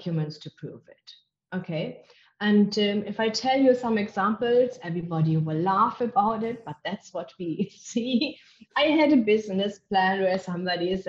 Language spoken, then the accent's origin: English; Germany; English is a second language; moved away as an adult; now in South Africa; I am originally from Germany. Can't get rid of my accent